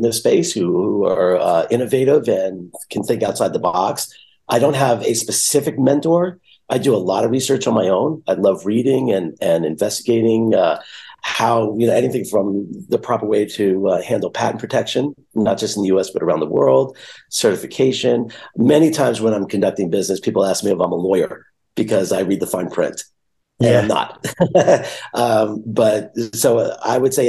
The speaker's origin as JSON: {"language": "English", "region": "New York", "country": "United States", "said": "I'm a New Yorker"}